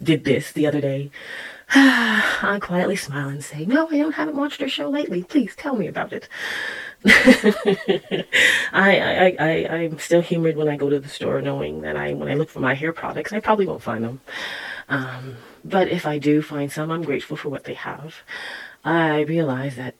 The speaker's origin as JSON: {"language": "English", "country": "Canada", "tie": "born or raised there", "said": "I was born here in Canada, and my roots are Jamaican"}